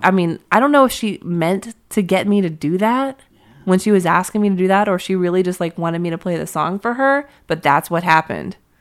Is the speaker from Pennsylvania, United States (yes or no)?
yes; Pittsburgh, Pennsylvania, United States; moved away; I'm from Pittsburgh